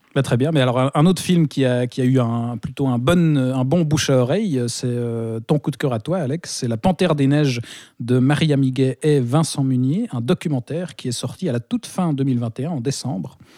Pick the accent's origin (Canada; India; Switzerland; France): Switzerland; chez nous en Suisse